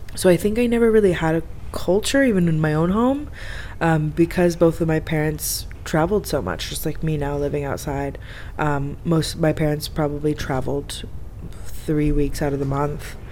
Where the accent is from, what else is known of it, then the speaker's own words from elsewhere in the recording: Florida, United States; moved away as an adult; now in Egypt; I'm from Florida